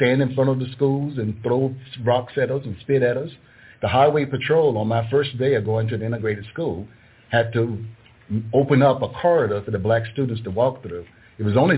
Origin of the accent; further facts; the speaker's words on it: Capron, Virginia, United States; where I grew up at in Southampton County in a little town called Capern.